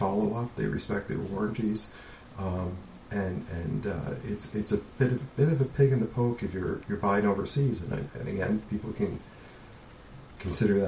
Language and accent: English; Canada; as a Canadian